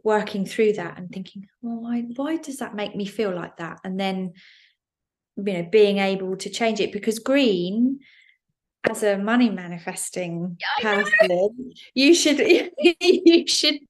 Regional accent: Isle of Wight, South East England, United Kingdom; moved away; I grew up on the Isle of Wight

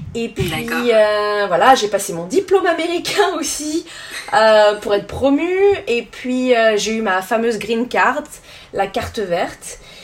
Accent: Yvelines, Île-de-France, France; moved away as an adult; also born or lived in Nantes / Switzerland / Brooklyn, New York; now in New York, United States; je suis originaire euh, de France, j'ai grandi euh, dans les Yvelines.

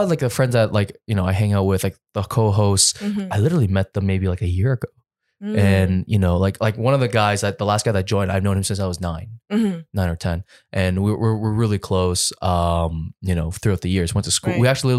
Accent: Scarborough, Ontario, Canada; also born or lived in Richmond Hill; Well, I grew up in Scarborough, though.

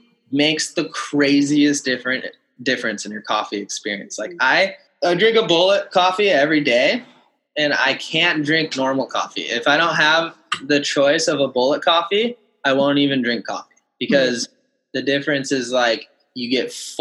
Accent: Kauai, Hawaii, United States; growing up on Kauai and in Hawaii

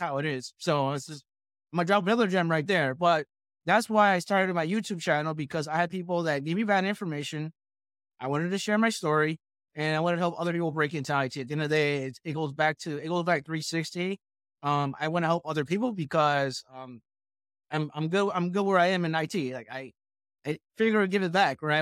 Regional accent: New York, United States; I'm from New York, I went to Manhattan

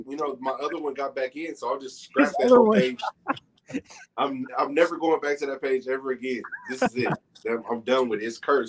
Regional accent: Kansas City, Missouri, United States; I'm actually from Kansas City

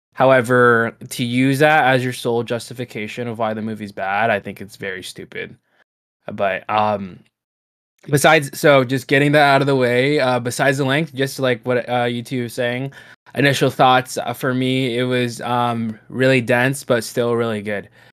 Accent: California, United States; we grew up in California

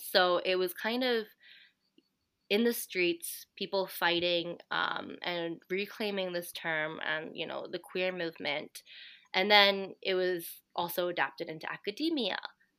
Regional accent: United States; growing up in the States and kind of, you know, having also the privilege of being able to speak English.

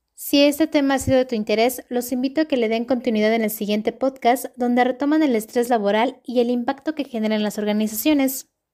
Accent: Mexico; en nuestro país

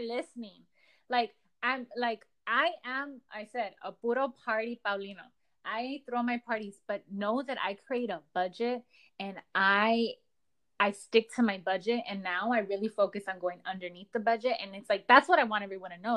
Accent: Los Angeles, California, United States; I am a girl from Echo Park.

